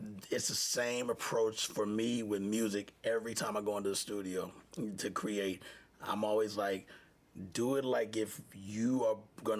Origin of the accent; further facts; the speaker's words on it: Houston, Texas, United States; moved away; I grew up in Texas and been around a lot of cowboys